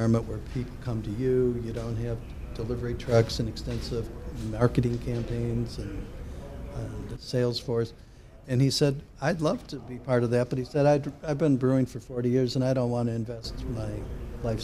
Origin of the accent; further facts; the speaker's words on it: Rocky River, Ohio, United States; also born or lived in Chicago; we were raised in Rocky River